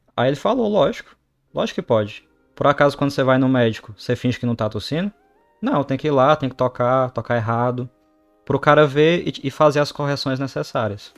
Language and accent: Portuguese; Brazil; moved away as an adult; now in Canada; sou do Brasil